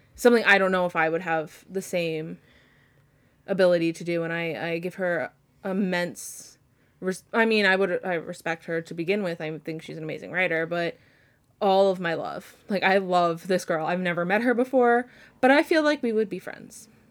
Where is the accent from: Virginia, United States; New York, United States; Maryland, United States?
New York, United States; Long Island; I'm from Long Island